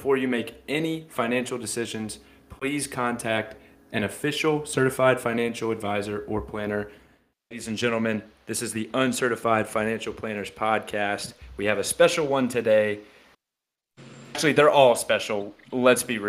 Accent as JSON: {"language": "English", "region": "Tennessee", "country": "United States", "tie": "born or raised there"}